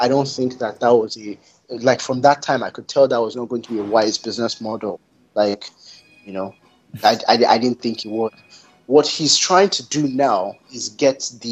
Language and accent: English; Canada; being Canadian